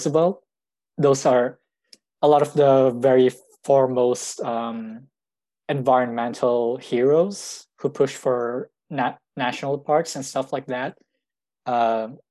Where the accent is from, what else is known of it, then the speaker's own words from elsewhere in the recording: Philippines; now in Canada; the Philippines, which is my home country